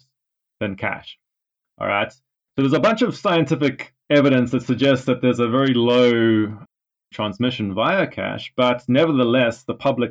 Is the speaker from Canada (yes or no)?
no; South Africa; now in United Kingdom; I'm actually from South Africa. I'm based in the UK